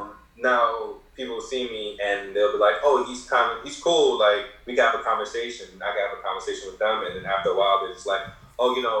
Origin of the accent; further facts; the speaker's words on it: Kingston, Jamaica; I was born in Jamaica. I was born in like the ghetto of like Kingston, like a terrible part of Kingston. So I was really bad growing up